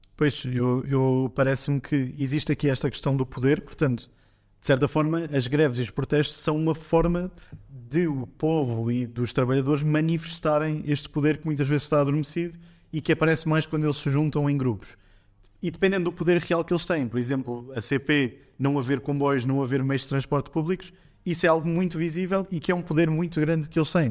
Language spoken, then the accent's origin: Portuguese; Portugal; nós, como portugueses